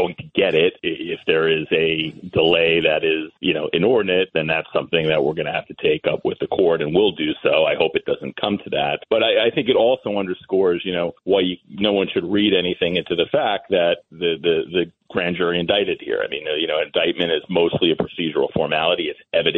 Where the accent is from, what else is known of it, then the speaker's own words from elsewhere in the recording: Massapequa, New York, United States; I grew up in Massapequa